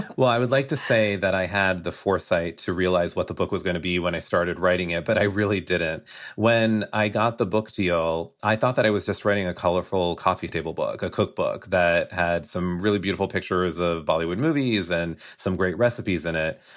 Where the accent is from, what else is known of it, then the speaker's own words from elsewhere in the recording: United States; I am Indian American